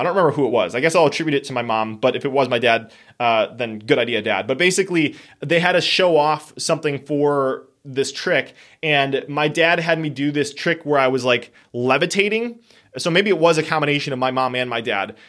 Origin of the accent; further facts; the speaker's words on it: Wisconsin, United States; we are from Wisconsin